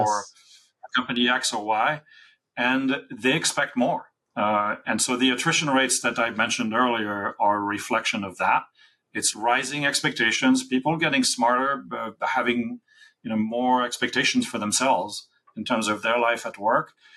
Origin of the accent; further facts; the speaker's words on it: France; I was born in France in the '60s.